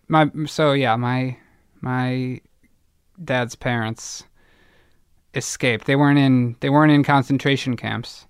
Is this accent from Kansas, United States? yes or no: no; Evanston, Illinois, United States; born or raised there; moved away; also born or lived in Boston